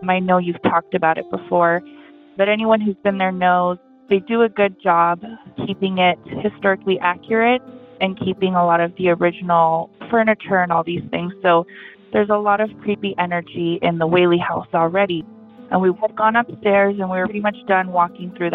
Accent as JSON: {"language": "English", "town": "San Diego", "region": "California", "country": "United States", "tie": "born or raised there", "said": "I grew up in San Diego, California"}